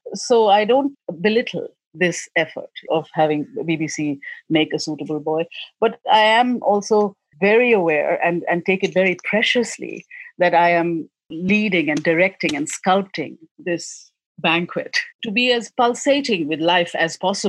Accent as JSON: {"language": "English", "country": "India", "tie": "born or raised there", "said": "like I was raised in India, all our handwriting was almost conformed to be one thing."}